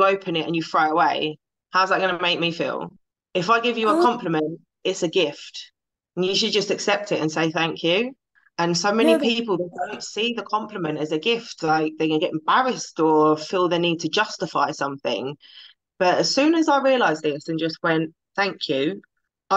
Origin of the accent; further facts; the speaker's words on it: London, United Kingdom; I'm from London